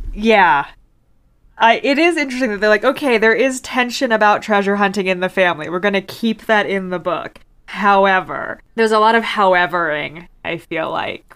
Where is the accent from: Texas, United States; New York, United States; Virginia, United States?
Virginia, United States; I grew up in Virginia and went to Jamestown a bunch